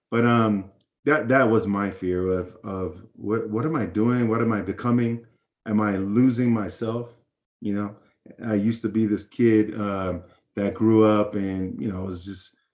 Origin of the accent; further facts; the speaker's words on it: Hawaii, United States; Hawaii, meeting all these new people